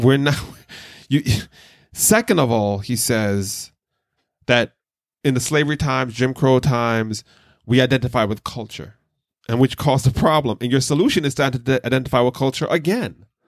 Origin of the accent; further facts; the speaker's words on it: Jamaica; growing up in Jamaica and different black churches